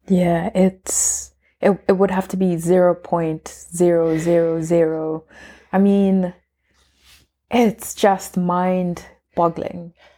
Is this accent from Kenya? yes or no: yes; Kenya; I'm Kenyan, like we all belong to different tribes